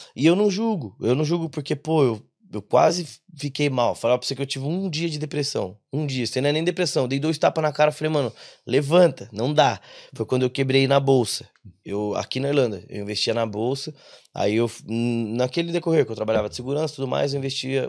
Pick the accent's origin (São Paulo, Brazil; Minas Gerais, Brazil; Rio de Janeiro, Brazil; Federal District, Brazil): São Paulo, Brazil; interior of; moved away as an adult; now in Ireland; a gente é do interior de São Paulo